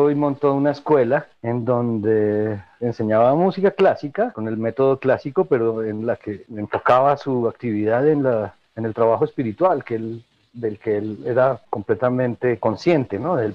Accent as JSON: {"language": "Spanish", "region": "Bogotá", "country": "Colombia", "tie": "born there", "said": "Nací en Bogotá en 1969 en una familia muy musical"}